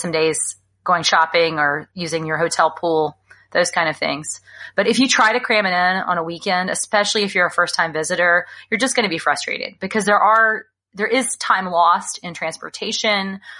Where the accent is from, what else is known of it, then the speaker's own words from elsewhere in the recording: Alabama, United States; now in California, United States; I grew up in Alabama